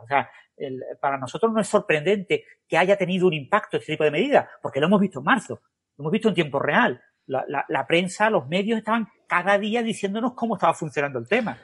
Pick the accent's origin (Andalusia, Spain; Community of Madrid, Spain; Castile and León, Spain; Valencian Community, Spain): Andalusia, Spain; now in Málaga, Spain; el carácter andaluz, por ejemplo, del sur de España